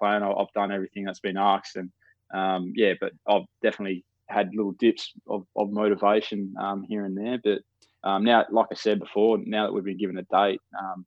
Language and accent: English; Palmyra, Western Australia, Australia; I grew up in the Palmyra region, which is East Fremantle zone over here